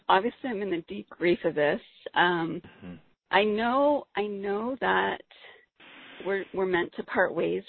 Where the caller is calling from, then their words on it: San Diego, California, United States; I'm calling from San Diego.